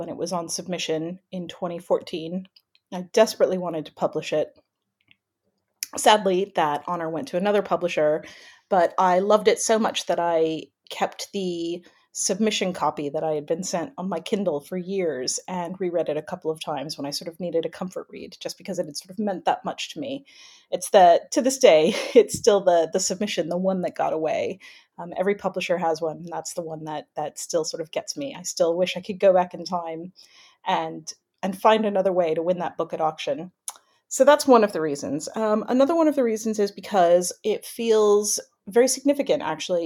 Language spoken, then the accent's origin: English; California, United States; now in United Kingdom; I'm from California originally.